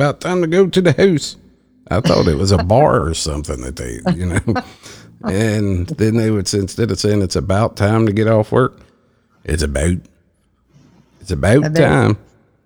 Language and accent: English; Appalachia, United States; accent: hillbilly; moved away; I'm reverting back to my hillbilly speech